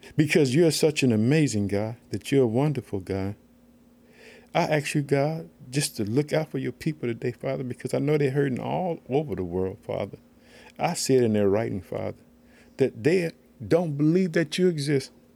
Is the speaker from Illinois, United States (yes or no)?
yes; Illinois, United States; the state of Illinois, my home state.